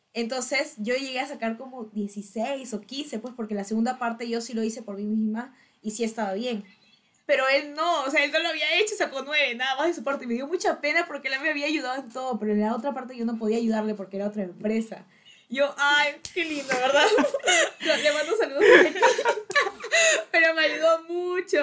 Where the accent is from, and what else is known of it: Peru